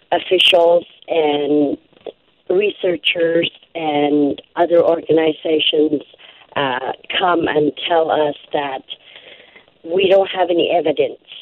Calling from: Sanikiluaq, Nunavut, Canada; I am located on the Belcher Islands in Hudson Bay in a community called Sanikiluaq, Nunavut.

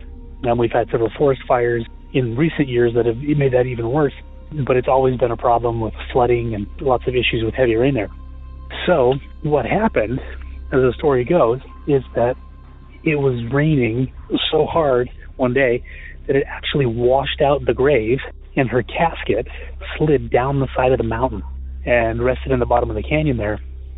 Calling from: Colorado Springs, Colorado, United States; I'm calling from Colorado Springs, Colorado.

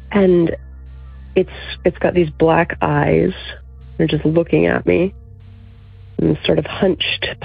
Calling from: Virginia, United States; I'm from Virginia.

